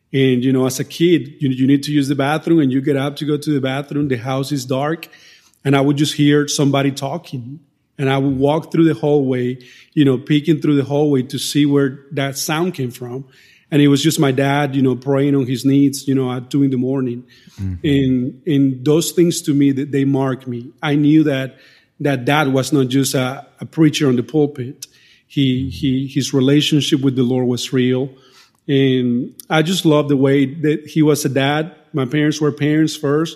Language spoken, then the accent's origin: English; Colombia; first language Spanish; English is a second language; moved away as an adult; now in North Carolina, United States; I grew up in South America, in the nation of Colombia, grew up in a Christian home